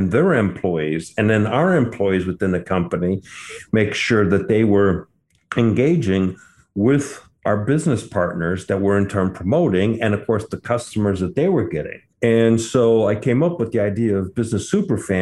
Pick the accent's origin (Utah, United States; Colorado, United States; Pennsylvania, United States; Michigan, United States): Michigan, United States; Detroit; also born or lived in Bordeaux, France; I grew up in the Detroit area